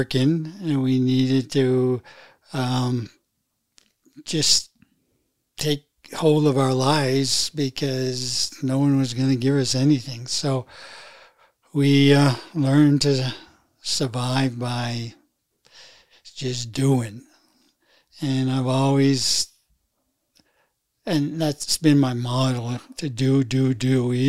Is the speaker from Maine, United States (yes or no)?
yes; Fort Kent, Maine, United States; also born or lived in Hartford, Connecticut; we moved into a town called Fort Kent, which is a community town of about 5,000. And there is where I grew up